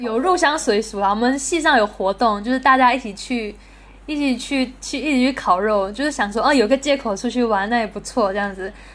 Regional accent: southern Malaysia, Malaysia; moved away as an adult; also born or lived in Taiwan; 我来自马来西亚，然后是，是从那个艺手毕业的，艺手影视系

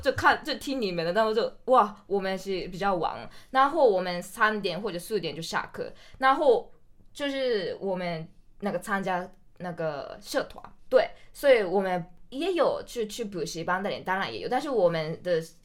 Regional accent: Hokkaido, Japan; Chinese is a second language; moved away as an adult; now in Taiwan; 我来自日本的北海道

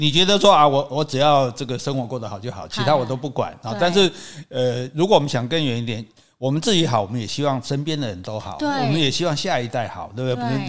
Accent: Hong Kong; 就是我是香港人，对。

